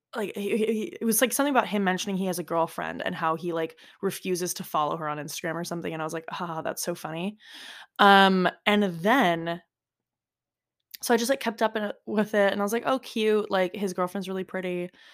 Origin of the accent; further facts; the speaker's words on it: United States; accent: American; now in Florence, Italy; with an American accent, like, me